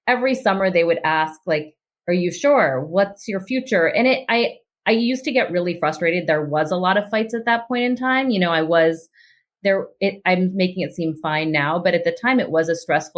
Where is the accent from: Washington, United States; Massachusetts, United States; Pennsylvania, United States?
Pennsylvania, United States; Pittsburgh; I grew up in Pittsburgh